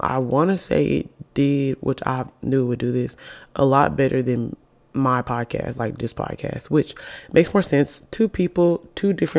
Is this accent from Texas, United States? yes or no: no; Alabama, United States; also born or lived in Birmingham, Alabama; I live in Birmingham, Alabama. We're both from Alabama.